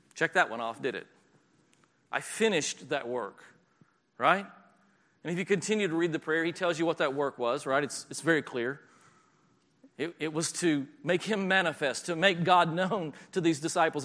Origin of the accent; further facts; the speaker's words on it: the South, United States; moved away; I'm from the South